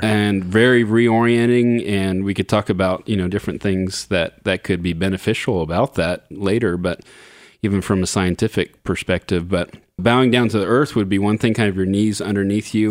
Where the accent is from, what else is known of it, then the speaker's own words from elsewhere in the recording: Southern California, United States; I grew up in Southern California